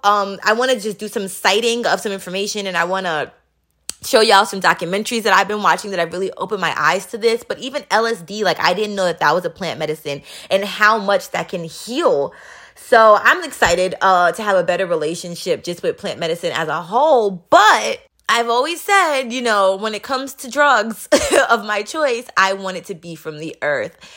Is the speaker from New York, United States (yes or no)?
yes; New York City, New York, United States; moved away as an adult; I grew up in Queens, New York